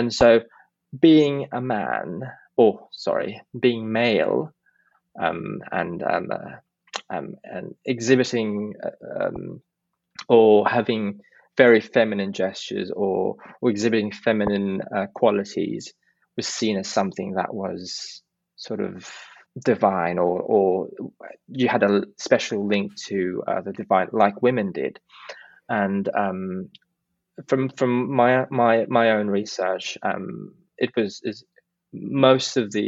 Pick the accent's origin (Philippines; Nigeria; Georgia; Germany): Philippines; Calabarzon; I grew up in a very, it wasn't a very rural part of Cavite